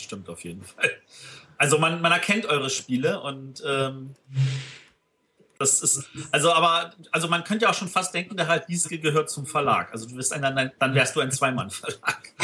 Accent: Berlin, Germany; als Berliner

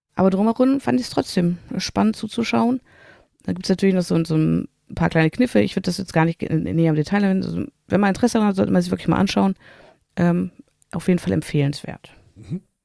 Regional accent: Germany; als Deutscher

